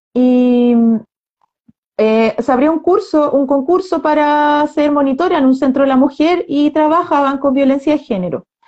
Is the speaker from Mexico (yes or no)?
no; Chile; todo lo que hemos vivido las personas como chilenas los últimos dos años y medio